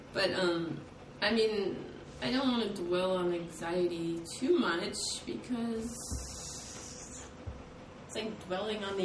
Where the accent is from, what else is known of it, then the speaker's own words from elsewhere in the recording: California, United States; I come from California